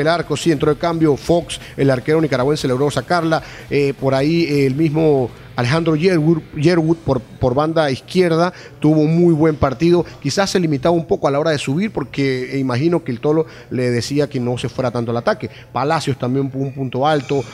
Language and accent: Spanish; Panama; es la tierra donde yo nací